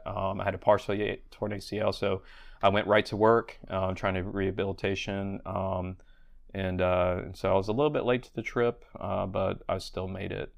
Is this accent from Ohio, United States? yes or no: no; Charleston, South Carolina, United States; moved away as an adult; also born or lived in Vail, Colorado / Colorado Springs, Colorado; I'd moved back to my hometown in Charleston, South Carolina.